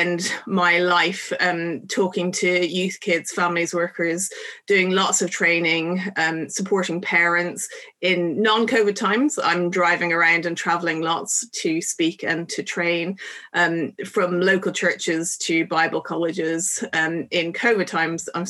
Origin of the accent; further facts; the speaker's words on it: Dublin, Leinster, Ireland; moved away as an adult; also born or lived in Bangor, Northern Ireland; now in England; I come from Dublin and was born and raised there.